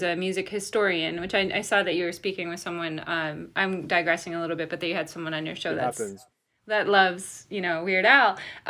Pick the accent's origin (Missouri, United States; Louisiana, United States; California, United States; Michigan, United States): Michigan, United States; Detroit; I grew up in Detroit.